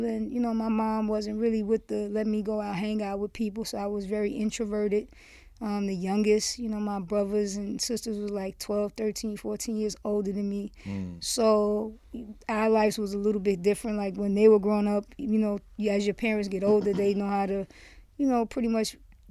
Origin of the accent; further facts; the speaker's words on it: Miami, Florida, United States; moved away as an adult; now in New York, United States; Originally born and raised in Miami. Grew up there, went to college for 1 year. When I was 18, I moved to New York